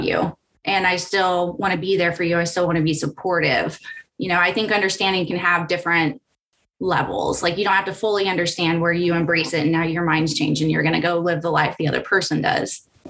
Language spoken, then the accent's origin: English; California, United States; I grew up in California that was more forward thinking